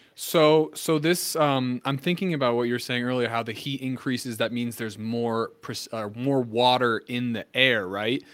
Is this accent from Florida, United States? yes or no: no; New Jersey, United States; I'm from New Jersey. So I mean, I, I, lived I lived through I mean, I lived through Sandy